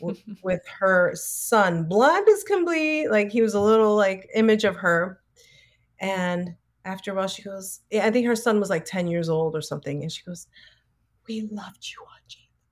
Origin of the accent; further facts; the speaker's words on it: New York City, New York, United States; growing up in the Bronx